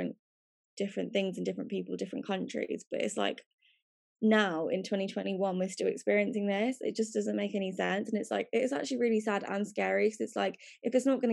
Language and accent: English; United Kingdom; we are all British now. Like, we are born here. Like, this is our home.